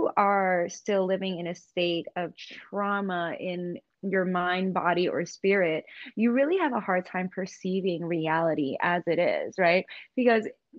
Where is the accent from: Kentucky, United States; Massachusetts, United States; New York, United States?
New York, United States; growing up in New York